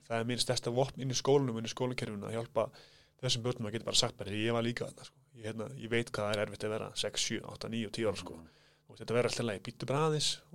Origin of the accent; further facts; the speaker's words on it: Kópavogur, Capital Region, Iceland; also born or lived in Hvammstangi; Ég fættur þar en ég er svona uppalinn í kópóðinum